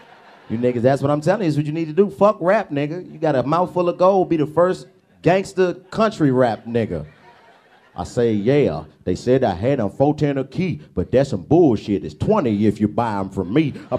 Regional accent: Nashville, Tennessee, United States; I'm from Nashville, Tennessee.

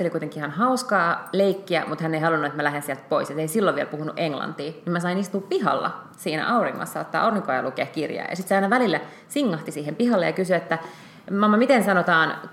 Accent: Budapest, Hungary; now in Finland; joka on siis mun, mun entinen kotikaupunki. Mä oon syntynyt Budapestissa ja sitten mä tota, niin, olin siellä kaksi kesää opiskeluaikoina töissä.

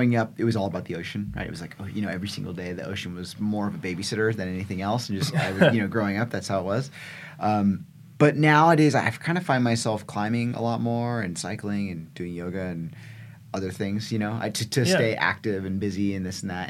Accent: California, United States; I grew up in California

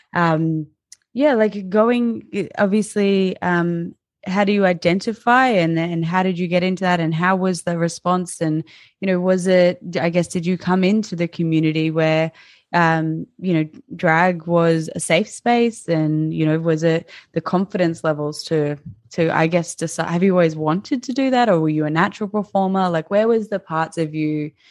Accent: Nambour, Queensland, Australia; moved away; my rural town of Nambour on the Sunshine Coast

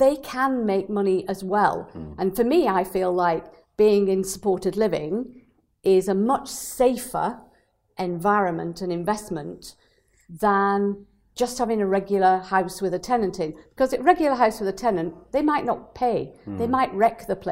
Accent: Burnley, North West England, United Kingdom; moved away; I come from Burnley originally

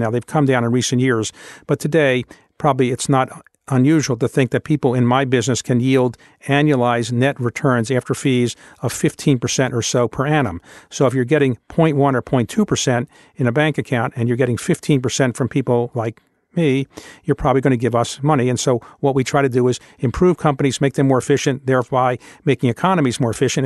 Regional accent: Baltimore, Maryland, United States; moved away as an adult; when I was growing up in Baltimore, Baltimore was the eighth largest city in the United States

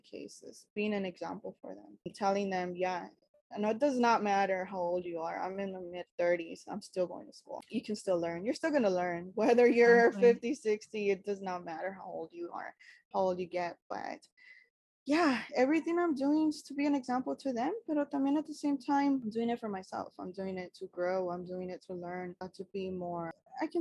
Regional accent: Los Angeles, California, United States; I was born and raised in East LA. So I am as generic as Chicanos get.

